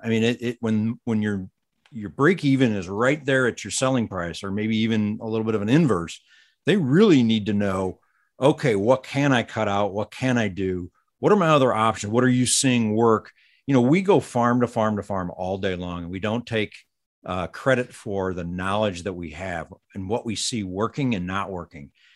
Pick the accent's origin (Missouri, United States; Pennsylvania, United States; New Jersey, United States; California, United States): Missouri, United States; St. Louis; I grew up in the Saint Louis suburbs